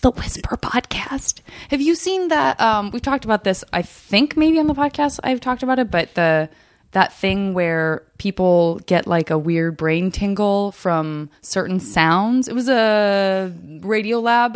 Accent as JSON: {"language": "English", "region": "Arizona", "country": "United States", "said": "I'm from Arizona"}